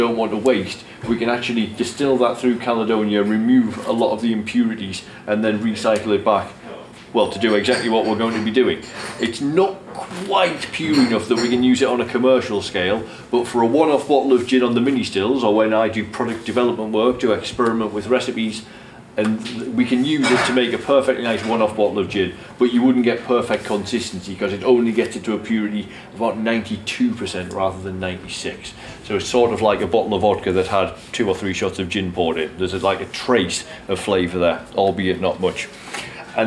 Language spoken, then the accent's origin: English; Durham, North East England, United Kingdom; I'm from Durham in northeast England